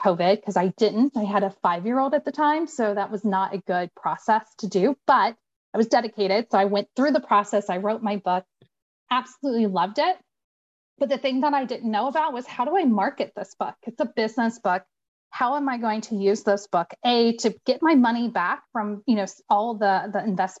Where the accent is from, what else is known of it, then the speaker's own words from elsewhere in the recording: Indiana, United States; accent: Indiana English; moved away; I'm originally from Indiana. So I always joke that I have Indiana English.